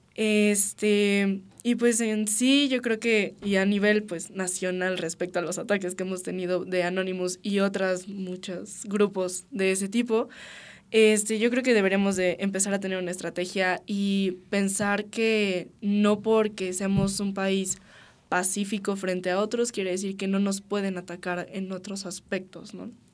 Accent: Mexico; en nuestro país, que es lo que nos incumbe como mexicanos

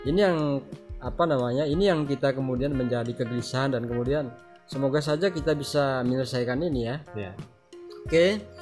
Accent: Java, Indonesia; iya kami orang kami orang Jawa yang dulu orang tua kami mengaku orang datang dari Siru

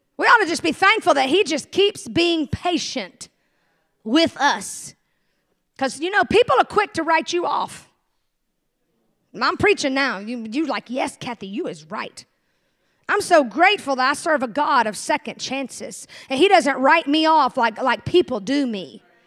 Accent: the South, United States; I'm from the South

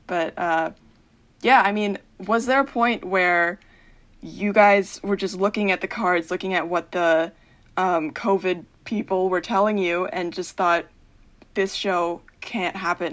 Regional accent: Central New Jersey, United States; I'm from Central New Jersey

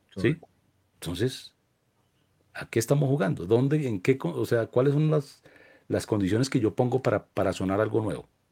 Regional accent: Colombia; como colombianos

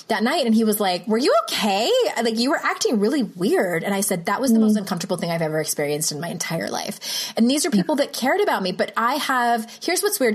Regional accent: San Diego, California, United States; moved away; also born or lived in Utah; San Diego, my hometown

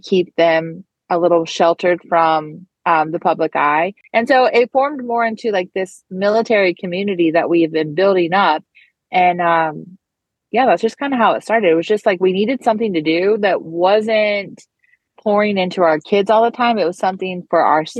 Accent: Arizona, United States; also born or lived in North Carolina; now in South Carolina, United States; I am like a proxy North Carolina native. I grew up in Arizona

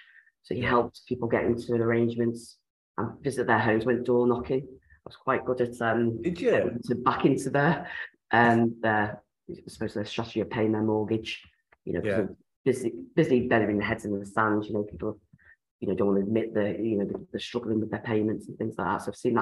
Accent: Ireland; now in West Yorkshire, United Kingdom; Yes, I'm in West Yorkshire. So, yes, I've been around the block a bit. I'm Irish as well.

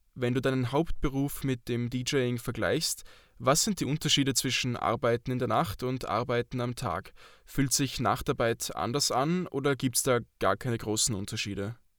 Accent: Austria; Bei uns hat Alkohol wohl auch einen höheren Stellenwert als in der Schweiz

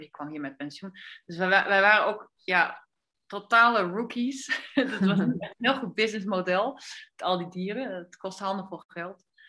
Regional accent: Netherlands; now in Andalusia, Spain; ik kom uit Nederland

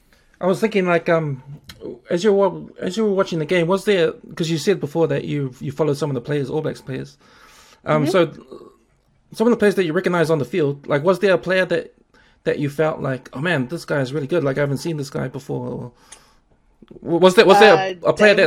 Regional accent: South Africa; Yeah, I'm not sure. I'm from South Africa.

